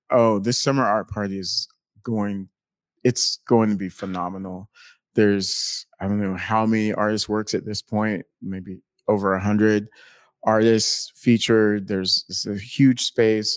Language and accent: English; North Carolina, United States; moved away as an adult; also born or lived in Helsinki, Finland; I'm originally from North Carolina